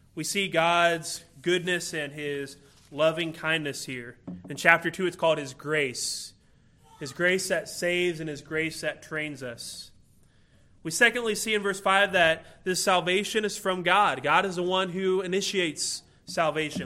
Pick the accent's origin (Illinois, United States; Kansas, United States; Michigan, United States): Illinois, United States; I'm from Illinois, and so everybody around there is a Chicago Bulls fan